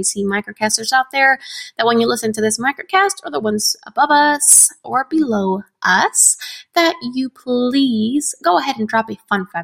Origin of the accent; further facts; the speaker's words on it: United States; I'm American. I was born here in the U.S.